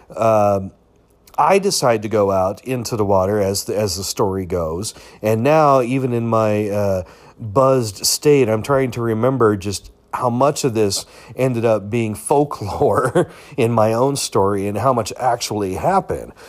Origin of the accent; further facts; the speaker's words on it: United States; as an American